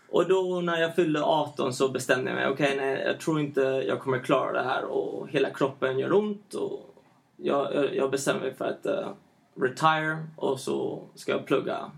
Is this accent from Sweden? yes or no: no; Alicante, Valencian Community, Spain; also born or lived in San Francisco, United States / Ecuador; Men jag, jag, jag, bodde i Spanien.